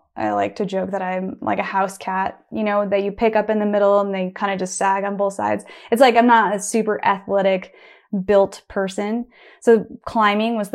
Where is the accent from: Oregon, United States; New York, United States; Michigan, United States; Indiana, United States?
Oregon, United States; Bend; I grew up in Bend, Oregon, and I was going to Smith Rock my whole life